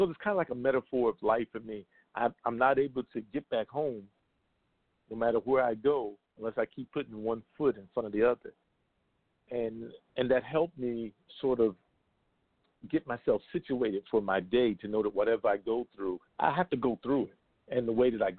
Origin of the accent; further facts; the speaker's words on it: United States; I'm just an American